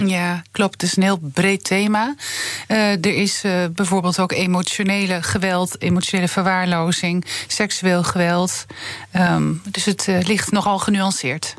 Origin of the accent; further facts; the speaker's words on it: Twente, Overijssel, Netherlands; ik kom uit Twente